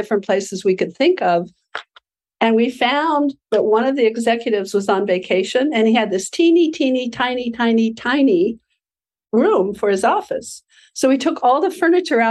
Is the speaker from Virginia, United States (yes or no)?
no; Aspen, Colorado, United States; my hometown of Aspen, Colorado